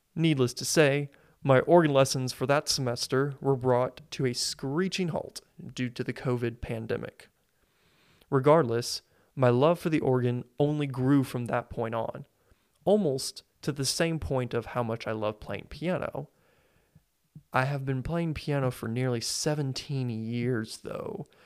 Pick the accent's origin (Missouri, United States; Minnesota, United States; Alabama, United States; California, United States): Missouri, United States; Springfield; I was born and raised in Springfield, Missouri